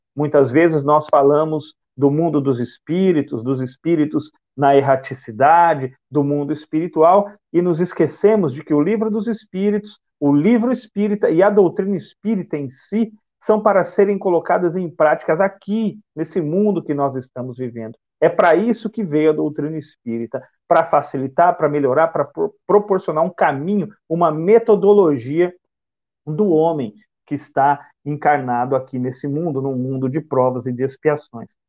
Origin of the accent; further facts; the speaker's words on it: Bauru, São Paulo, Brazil; moved away as an adult; now in Salvador, Brazil; Eu sou oriundo do interior do estado de São Paulo, da cidade de Bauru, e resido em Salvador há sete anos